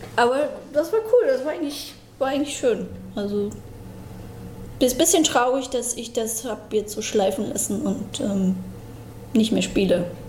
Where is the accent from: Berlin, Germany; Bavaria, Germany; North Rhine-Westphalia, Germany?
Berlin, Germany; Also geboren in äh, Lichtenberg und dann habe ich erstmal äh, die ersten sechs Jahre in Marzahn im Hochhaus.